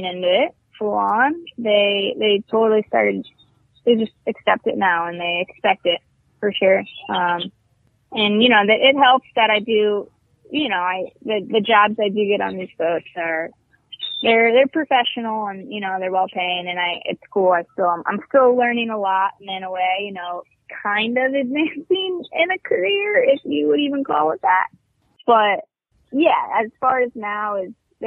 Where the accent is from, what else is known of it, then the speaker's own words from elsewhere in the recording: Virginia Beach, Virginia, United States; moved away as an adult; I'm originally from Virginia Beach, Virginia